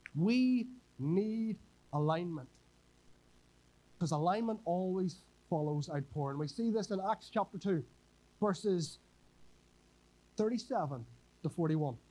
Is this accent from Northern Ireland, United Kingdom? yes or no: yes; Northern Ireland, United Kingdom; moved away as an adult; now in Whangarei, New Zealand; I'm from Northern Ireland a wee bit further away